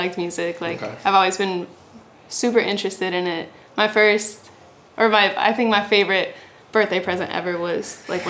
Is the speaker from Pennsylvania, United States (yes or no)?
yes; Mechanicsburg, Pennsylvania, United States; moved away as an adult; now in Los Angeles, United States; I'm a singer-songwriter, and I'm from Mechanicsburg, Pennsylvania, but I just moved